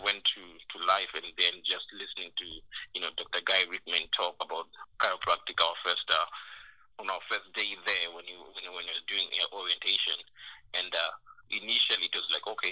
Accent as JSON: {"language": "English", "country": "Zimbabwe", "moved": "as an adult", "said": "I came from Zimbabwe"}